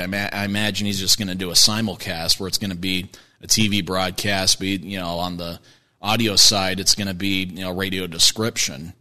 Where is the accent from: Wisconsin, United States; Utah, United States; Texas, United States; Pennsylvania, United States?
Utah, United States; Kearns; also born or lived in Pocatello, Idaho; I'm from the Kearns area